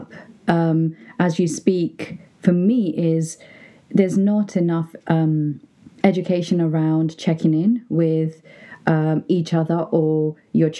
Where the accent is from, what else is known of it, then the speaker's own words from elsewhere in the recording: London, United Kingdom; I was brought up in Brixton